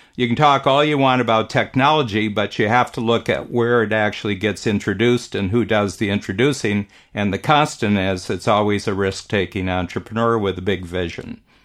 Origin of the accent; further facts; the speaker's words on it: Northern Ohio, United States; now in Canada; I grew up in Northern Ohio, farm country